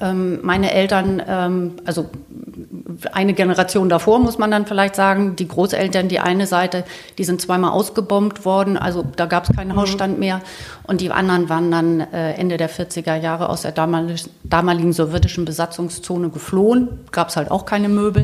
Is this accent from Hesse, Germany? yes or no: no; Celle, Lower Saxony, Germany; ich bin in Celle aufgewachsen